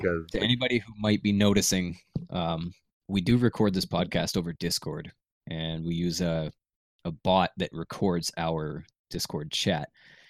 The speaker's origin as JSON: {"language": "English", "country": "Canada", "said": "I'm from Canada."}